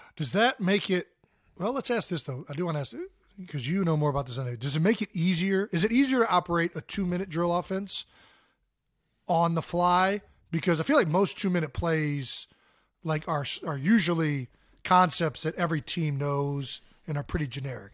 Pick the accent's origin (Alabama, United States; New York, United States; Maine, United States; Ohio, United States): Ohio, United States; Cleveland; for us growing up in Cleveland